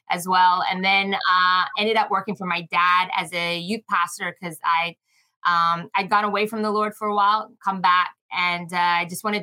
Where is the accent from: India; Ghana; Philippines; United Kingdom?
Philippines; also born or lived in New Zealand; so I was born in New Zealand, um, but my father's Australian, so I'm half New Zealand, half Aussie. But I grew up in the Philippines.